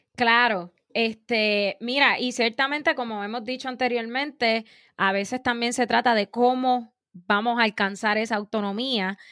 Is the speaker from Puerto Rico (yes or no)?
yes; Puerto Rico; como pueblo puertorriqueño